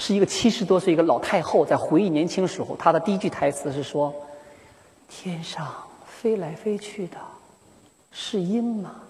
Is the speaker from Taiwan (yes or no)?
no; Northeast China, China; accent: Northeastern (Dongbei dachazi); 我是来自东北的一个女人，满口的东北大碴子味儿啊。